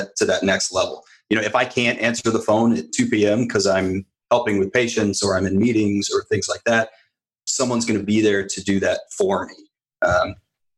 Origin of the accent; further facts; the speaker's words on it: Fort Wayne, Indiana, United States; I'm from Fort Wayne, Indiana